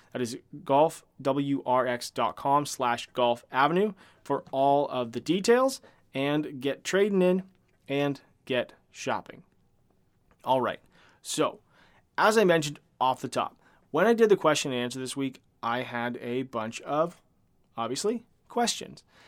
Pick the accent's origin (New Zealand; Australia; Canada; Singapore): Canada; I am a Canadian